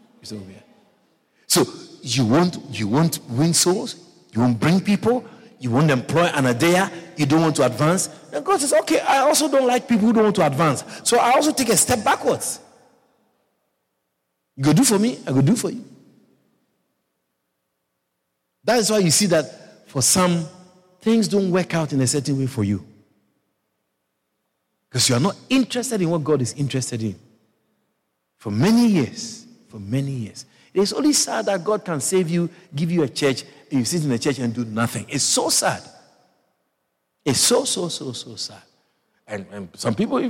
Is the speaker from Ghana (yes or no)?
yes; Ghana; I come from Ghana